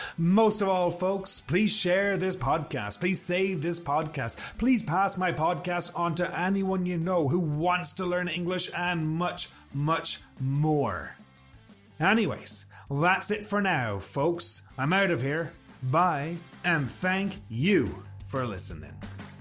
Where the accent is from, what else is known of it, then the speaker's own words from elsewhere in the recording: Sligo, Connacht, Ireland; moved away as an adult; also born or lived in Toronto, Canada; now in Kelowna, Canada; I'm from a small town called Sligo. And when I was a kid, Sligo was not a very diverse town